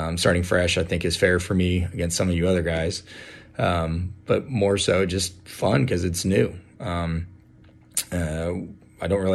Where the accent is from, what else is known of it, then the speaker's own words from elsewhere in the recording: Houston, Texas, United States; I'm from Houston